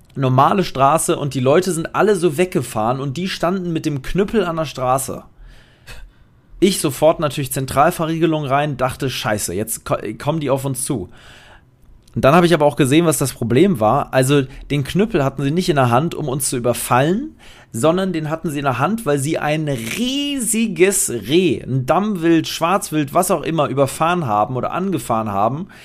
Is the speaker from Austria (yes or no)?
no; Poland; bei uns in Polen